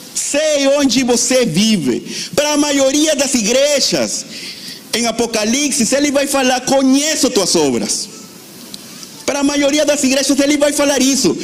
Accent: Venezuela; now in Brazil; eu sou da Venezuela

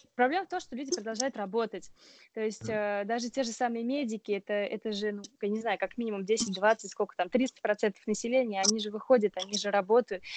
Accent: Oryol Oblast, Russia; now in Strasbourg, France; я, например, из Орловской области

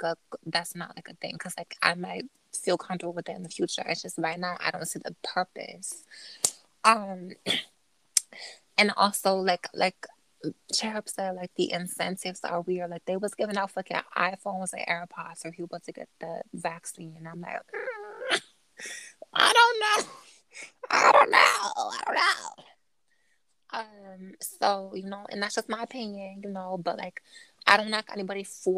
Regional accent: United States; I'm an American

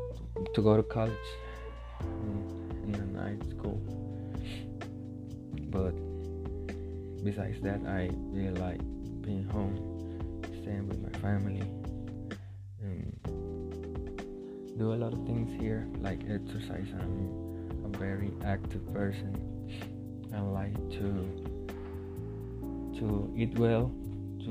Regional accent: Coronado, San José, Costa Rica; I'm from Coronado. Coronado is a small city in the San Jose area

